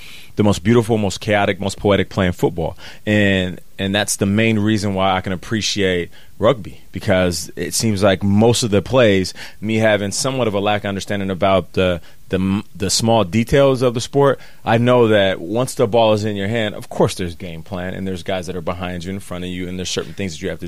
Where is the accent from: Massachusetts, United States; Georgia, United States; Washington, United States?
Washington, United States; Seattle; I'm from Seattle, so Vancouver is close